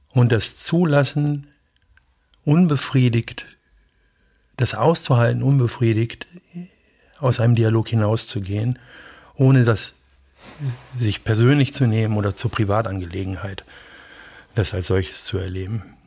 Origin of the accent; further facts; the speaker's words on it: Bielefeld, North Rhine-Westphalia, Germany; bei uns in Bielefeld wäre das Stieghorst